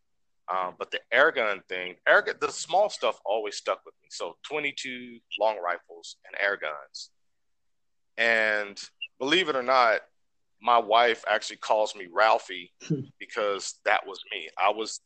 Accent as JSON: {"language": "English", "town": "Houston", "region": "Texas", "country": "United States", "tie": "born or raised there", "said": "Growing up in Texas, I'm originally from Houston, Texas."}